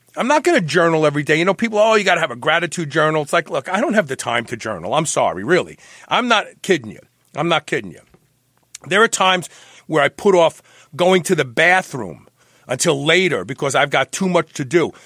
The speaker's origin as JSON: {"language": "English", "town": "New York City", "region": "New York", "country": "United States", "tie": "born or raised there", "said": "I was born at the uh, what was it? The Peck Memorial Hospital, which is gone now. Yep. Yeah, Bed Stuy"}